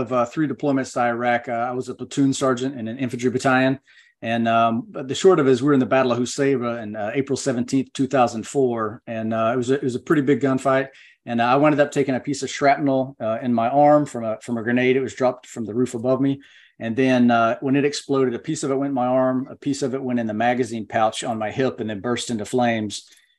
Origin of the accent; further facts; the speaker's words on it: North Carolina, United States; also born or lived in Okinawa; But a little about me, I grew up in Western North Carolina.